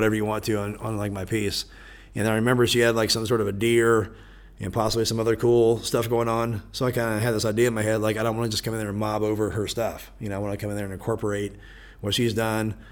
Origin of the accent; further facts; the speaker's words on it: Topeka, Kansas, United States; It's my hometown.